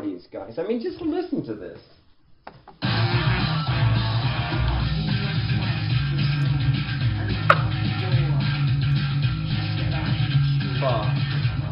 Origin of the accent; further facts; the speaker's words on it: Edmonton, Alberta, Canada; I grew up in Edmonton